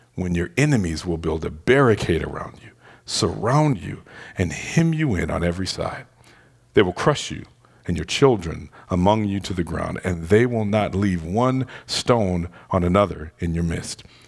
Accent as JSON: {"language": "English", "town": "Detroit", "region": "Michigan", "country": "United States", "tie": "born or raised there", "said": "Growing up in Detroit"}